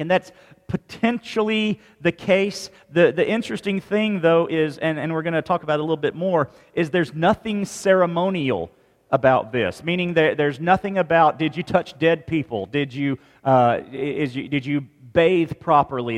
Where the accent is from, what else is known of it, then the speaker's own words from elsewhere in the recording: Mississippi, United States; moved away; we're from Mississippi originally